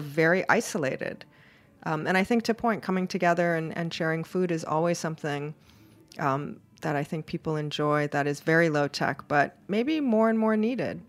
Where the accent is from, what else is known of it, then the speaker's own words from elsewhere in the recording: Hawaii, United States; now in New York City, United States; I'm originally from Hawaii, so I like, I like warm apartment